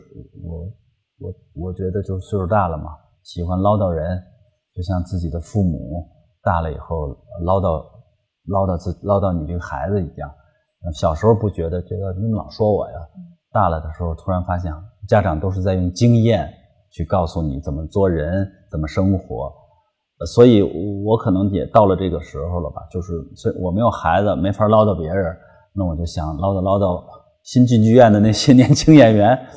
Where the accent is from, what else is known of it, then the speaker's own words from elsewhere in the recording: China; 它其实是源于我们中国人的生活。